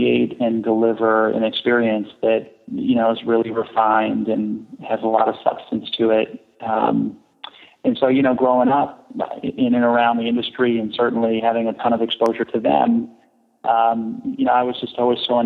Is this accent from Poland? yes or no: no; San Francisco, California, United States; I grew up in the Bay Area in San Francisco, but then spent most of my vacations and summers in Las Vegas.